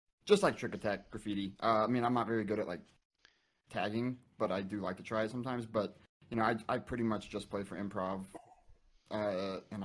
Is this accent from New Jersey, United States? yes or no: no; Indiana, United States; moved away; I'm from Indiana originally, and so I lived in like the middle of nowhere